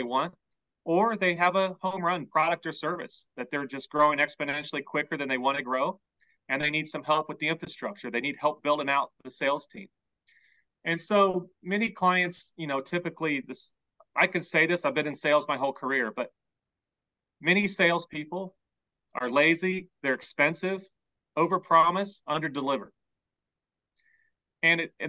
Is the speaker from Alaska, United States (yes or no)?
no; Hobe Sound, Florida, United States; also born or lived in Guatemala / Washington, D.C.; I was born in Guatemala, but grew up in Hope Sound